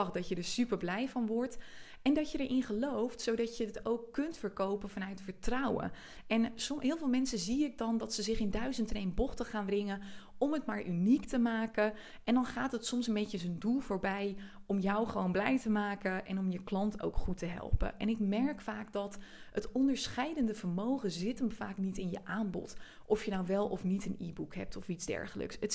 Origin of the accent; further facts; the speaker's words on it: Friesland, Netherlands; ik kom uit Friesland oorspronkelijk en ik trek heel veel mensen aan die ook uit Friesland komen of ook uit een klein dorp